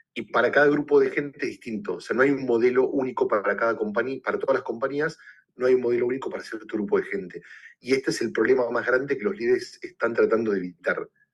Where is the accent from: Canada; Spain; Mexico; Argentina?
Argentina; moved away as an adult; also born or lived in Puerto Rico / New York / Los Angeles; now in Chicago, United States; yo soy originalmente argentina